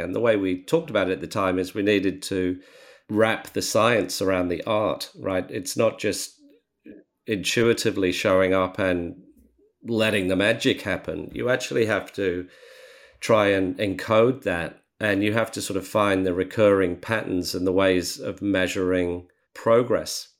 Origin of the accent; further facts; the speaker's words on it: Australia; as Australian entrepreneurs